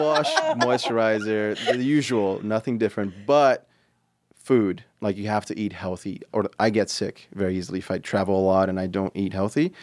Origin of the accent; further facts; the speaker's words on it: Brazil; moved away; I'm Brazilian. I speak Portuguese